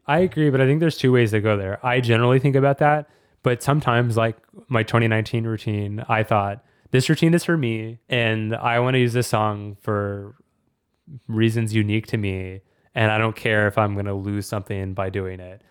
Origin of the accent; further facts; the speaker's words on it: Austin, Texas, United States; my hometown, Austin, Texas